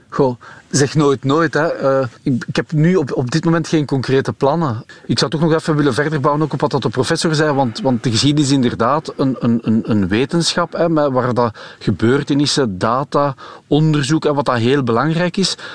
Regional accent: Belgium; als, als Belg

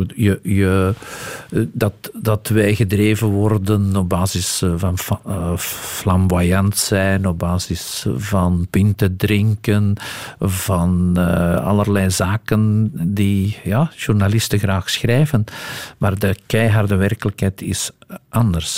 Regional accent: Antwerp, Flanders, Belgium; also born or lived in Hesbaye; ik ben een echte Antwerpenaar

